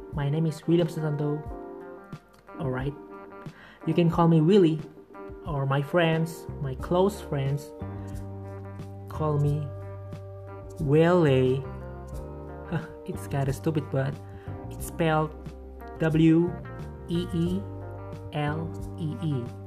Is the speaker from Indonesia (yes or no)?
yes; Purbalingga, Central Java, Indonesia; English is a second language; moved away as an adult; also born or lived in Purwokerto; now in Pemalang, Indonesia; just came here two years ago from Purbalingga because I was raised and born there